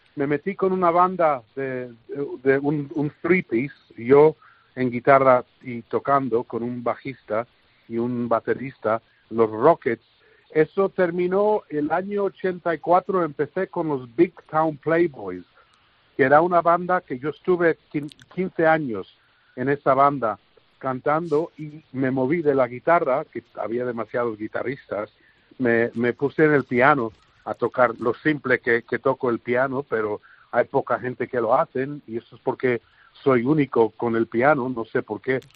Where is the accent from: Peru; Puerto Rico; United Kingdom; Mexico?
United Kingdom; London; now in El Tiemblo, Spain; soy nacido en Londres de padres españoles